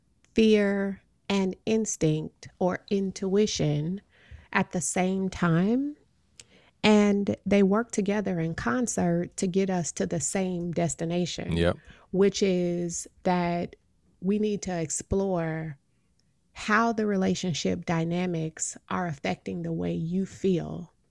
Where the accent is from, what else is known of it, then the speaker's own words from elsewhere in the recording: Midwest, United States; now in East Coast, United States; I'm from the Midwest. F is a failing grade and E is sometimes a failing grade here on the East Coast.